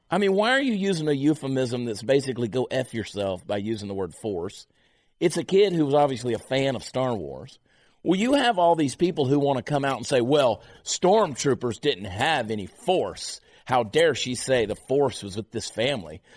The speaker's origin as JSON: {"language": "English", "region": "New Jersey", "country": "United States", "tie": "born or raised there", "said": "I was born in New Jersey"}